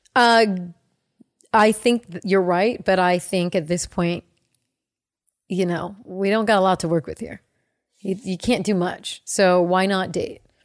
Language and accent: English; the Bay Area, California, United States; I grew up in the Bay. We would go to San Francisco